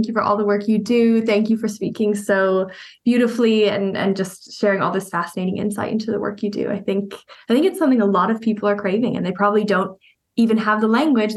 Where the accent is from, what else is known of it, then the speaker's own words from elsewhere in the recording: Canada; I'm from Canada